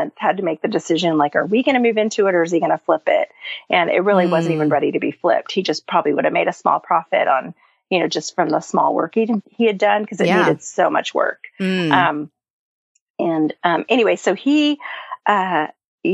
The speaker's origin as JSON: {"language": "English", "region": "California", "country": "United States", "tie": "born or raised there", "also_born_or_lived": "Flagstaff, Arizona", "moved": "as an adult", "lives_now": "Nashville, United States", "said": "I grew up in California. I lived there for the first 20 years of life"}